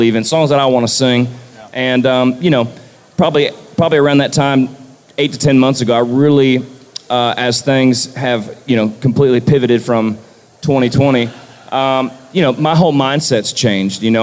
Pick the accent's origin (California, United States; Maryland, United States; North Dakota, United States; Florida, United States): Florida, United States; born and raised in Florida